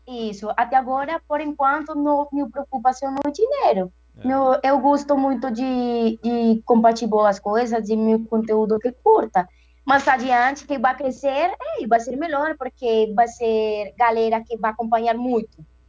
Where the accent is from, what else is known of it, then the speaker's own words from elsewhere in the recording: Cartago, Valle del Cauca, Colombia; Portuguese is a second language; eu sou colombiana, é, moro em Cartago Valle